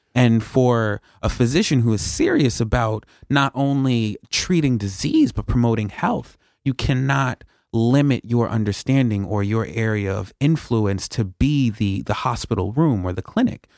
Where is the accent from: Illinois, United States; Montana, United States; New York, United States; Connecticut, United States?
New York, United States; I'm born and raised in New York.